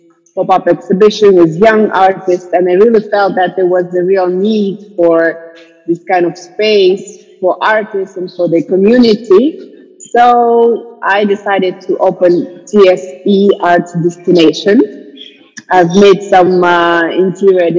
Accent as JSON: {"language": "English", "region": "Almaty", "country": "Kazakhstan", "tie": "born or raised there", "also_born_or_lived": "France", "moved": "as an adult", "lives_now": "Astana, Kazakhstan", "said": "I'm from Kazakhstan. I was born in Almaty, but I went to France when I was 18, and I lived in France for 11 years."}